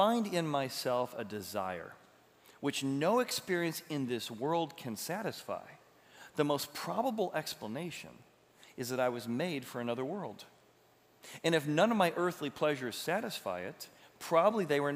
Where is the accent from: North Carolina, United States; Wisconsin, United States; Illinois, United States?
Illinois, United States; Illinois River, United States; I grew up in the Illinois River.